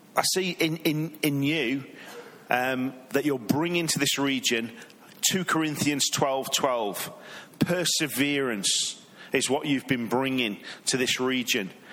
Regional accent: England, United Kingdom; now in Redding, United States; I'm from England.

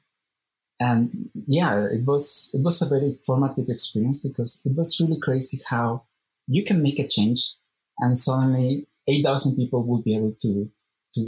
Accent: Guadalajara, Jalisco, Mexico; ITESO, which is in Guadalajara, my hometown

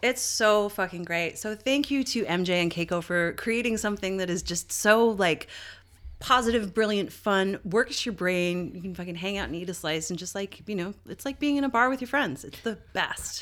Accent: Canada; I'm fucking Canadian

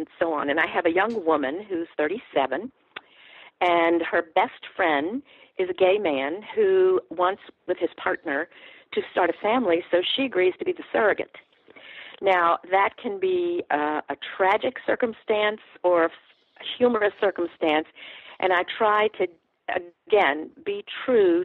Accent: New Orleans, Louisiana, United States; now in Atlanta, United States; I'm from New Orleans, and my mother's people are in the Cajun country in Southwest Louisiana.

